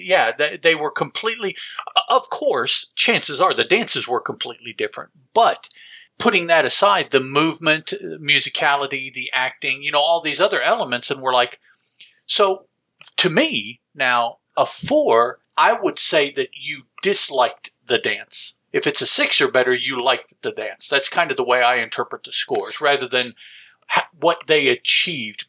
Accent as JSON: {"language": "English", "region": "the South", "country": "United States", "said": "us down here in the South"}